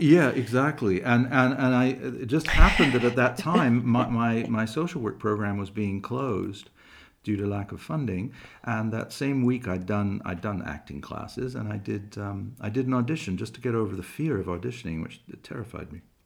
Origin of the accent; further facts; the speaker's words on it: England, United Kingdom; I was born in England